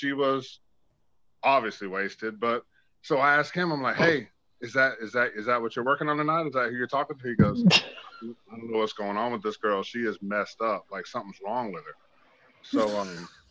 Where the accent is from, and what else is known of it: Tampa, Florida, United States